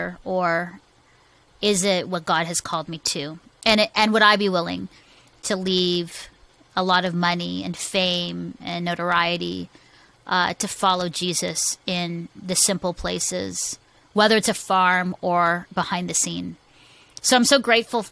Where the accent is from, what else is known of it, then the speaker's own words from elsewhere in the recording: Philippines; I'm a Filipino woman